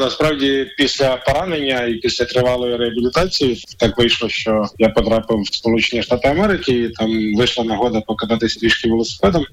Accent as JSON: {"language": "Ukrainian", "town": "Nizhyn", "region": "Chernihiv Oblast", "country": "Ukraine", "tie": "born or raised there", "said": "моє рідне містечко Ніжин"}